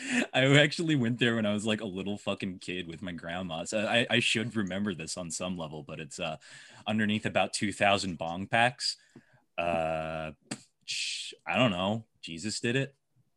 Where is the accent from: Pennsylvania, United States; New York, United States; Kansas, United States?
New York, United States; Amityville; I'm from Amityville. I'm from Long Island, dude.